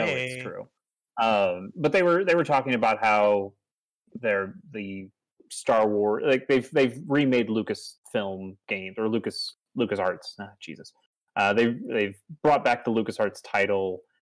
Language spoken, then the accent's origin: English; Missouri, United States; I'm from Missouri.